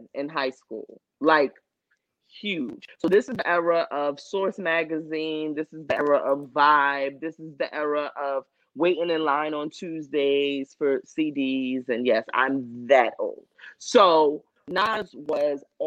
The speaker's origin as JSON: {"language": "English", "region": "New Jersey", "country": "United States", "tie": "born or raised there", "said": "I grew up in New Jersey"}